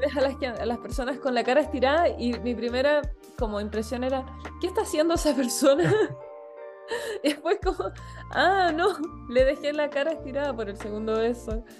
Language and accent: Spanish; Chile; now in Spain; nosotros que somos de Chile